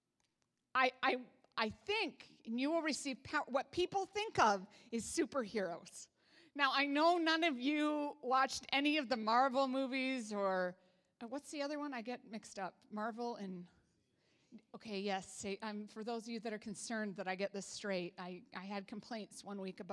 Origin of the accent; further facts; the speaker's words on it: Canada; I'm Canadian.